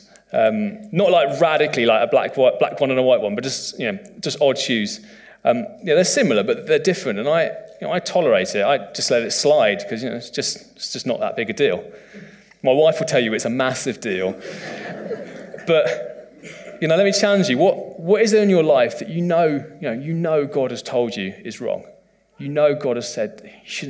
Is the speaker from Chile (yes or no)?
no; United Kingdom; as a British man